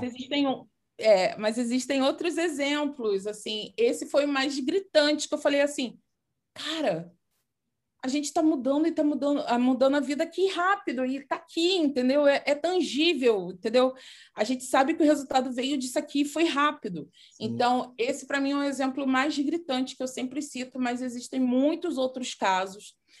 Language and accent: Portuguese; Nova Iguaçu, Rio de Janeiro, Brazil; uma escola de dança lá de Miguel Couto, que é da minha terra natal, na verdade, né, Nova Iguaçu